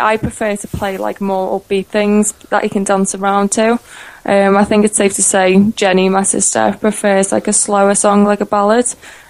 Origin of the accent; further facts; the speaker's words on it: Liverpool, North West England, United Kingdom; I'm from Liverpool